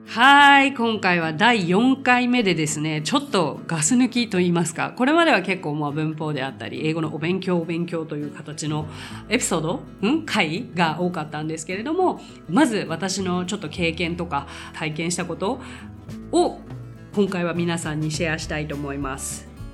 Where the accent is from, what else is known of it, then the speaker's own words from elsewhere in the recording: Japan; I'm Japanese